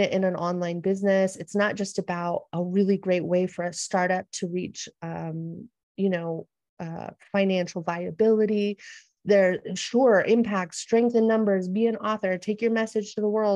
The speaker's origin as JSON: {"language": "English", "country": "United States", "tie": "born or raised there", "also_born_or_lived": "San Diego", "moved": "as an adult", "said": "my own culture growing up in the United States"}